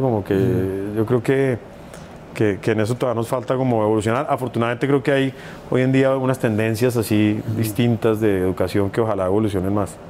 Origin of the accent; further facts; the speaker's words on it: Bogotá, Colombia; en Bogotá, que es de donde yo soy